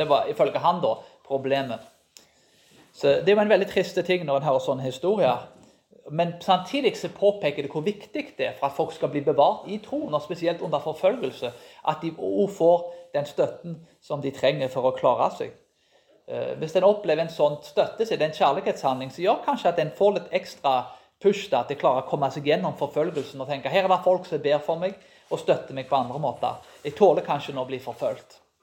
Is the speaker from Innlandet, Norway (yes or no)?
no; Karmøy, Rogaland, Norway; Jeg vokste jo opp på Karmøy